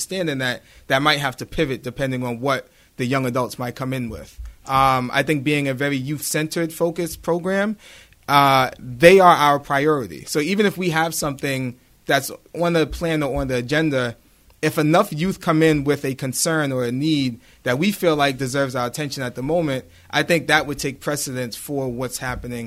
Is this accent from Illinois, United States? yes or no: no; Boston, Massachusetts, United States; now in Brockton, United States; I grew up in Boston, Massachusetts, born and raised my entire life.